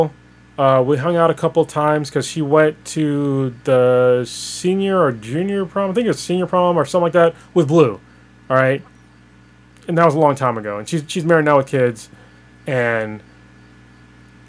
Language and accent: English; Newark, United States; we grew up in Newark together